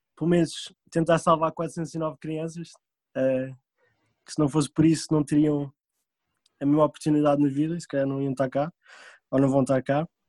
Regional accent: Portugal; moved away as an adult; also born or lived in France / Indonesia; now in United States; sendo português

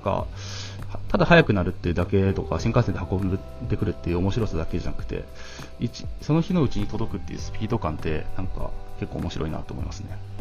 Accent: Hiroshima, Japan; now in Tokyo, Japan; 僕の実家は、そうです、広島なんですけ

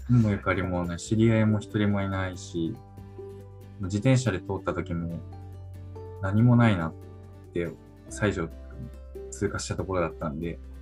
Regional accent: Niigata, Japan; moved away as an adult; also born or lived in Tokyo; now in Saijo, Japan; 新潟出身なんで新潟のスキー場とかある山奥の妙高とかに連れてかれて

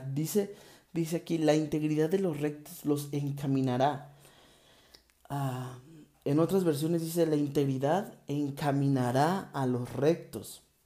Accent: Mexico; México y todo lo que está sucediendo en mi país

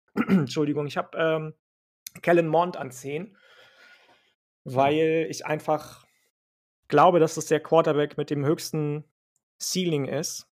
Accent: Northern Germany, Germany; ich bin ja Norddeutscher

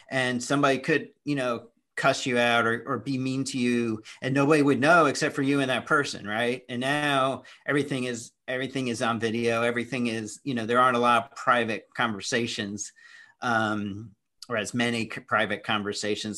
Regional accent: Indianapolis, Indiana, United States; moved away; also born or lived in Daytona; I grew up in Indianapolis

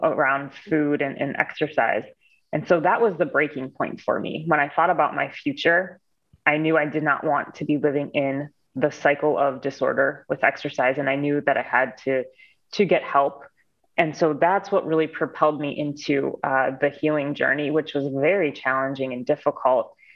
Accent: Cleveland, Ohio, United States; I'm from Cleveland, Ohio

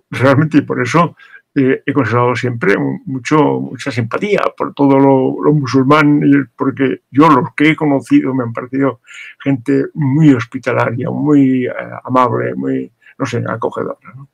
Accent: Morocco; also born or lived in Larache / Tangier / Tetouan; Yo viví casi sin eh, pausa unos 20 años en Marruecos, primero eh, en Arache Díaz, luego vivimos en Tánger, antes en Tetuán

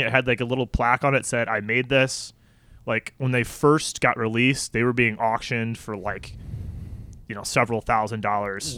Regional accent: St. Charles, Illinois, United States; moved away as an adult; also born or lived in Canada; I'm from Saint Charles

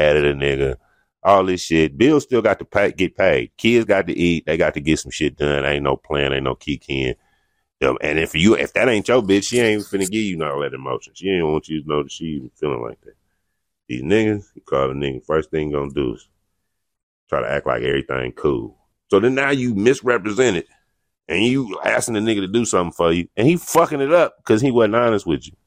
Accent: United States; I'm from America

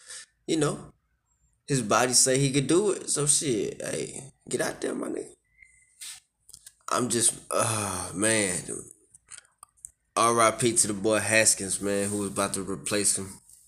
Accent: Texas, United States; My team is the Texans, man. I'm a Texan boy.

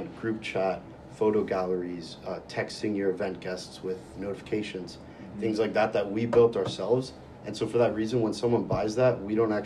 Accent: Calgary, Alberta, Canada; moved away as an adult; now in Kingston, Canada; I'm from Calgary, Alberta

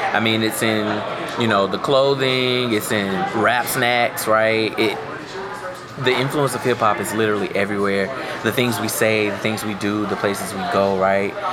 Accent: Florida, United States; I'm from Florida

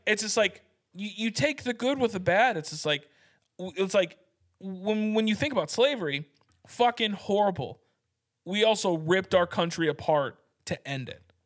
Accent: United States; I'm an American.

